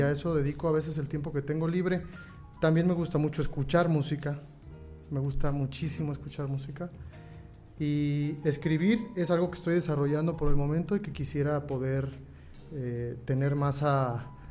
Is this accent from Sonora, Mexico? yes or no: no; La Piedad, Michoacán, Mexico; also born or lived in Morelia; soy originado aquí de La Piedad